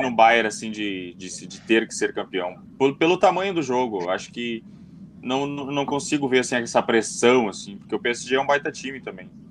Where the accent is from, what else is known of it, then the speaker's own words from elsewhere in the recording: Brazil; a gente é brasileiro